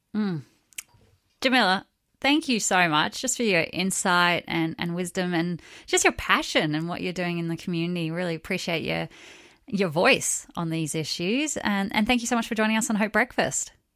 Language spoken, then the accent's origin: English; Australia; Growing up in Australia